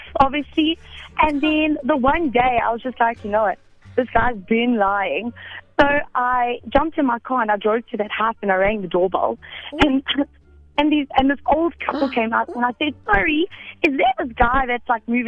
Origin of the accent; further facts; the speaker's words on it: Edenvale, Gauteng, South Africa; now in Bedfordview, South Africa; Edenvale, now Bedford View.